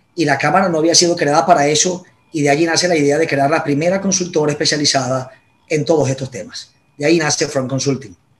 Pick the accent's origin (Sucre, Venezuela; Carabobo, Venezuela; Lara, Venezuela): Lara, Venezuela; Barquisimeto; moved away as an adult; also born or lived in Caracas, Venezuela; yo soy de, de Barquisimeto y Carora, Estado Lara y me vine a Caracas a estudiar mi carrera